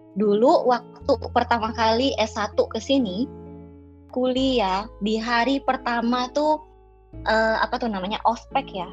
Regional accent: South Sulawesi, Indonesia; now in Jakarta, Indonesia; aku tuh uh, dari Pulau Sulawesi, tepatnya di Sulawesi Selatan

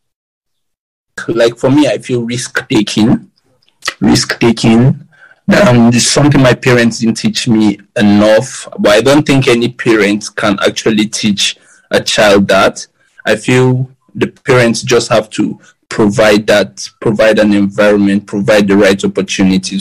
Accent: Kaduna, Kaduna State, Nigeria; we actually grew up in like the ghetto part of Malali in Kaduna.

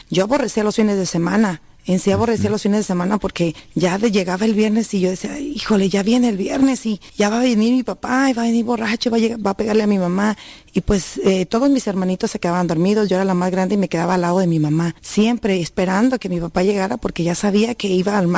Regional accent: Jalisco, Mexico; Eh, ahí en nuestro rancho, yo vengo de la Sierra de Jalisco y pues no se escuchaba, más que nada era nomás que el tequila y que andaban borrachitos por ahí en las calles

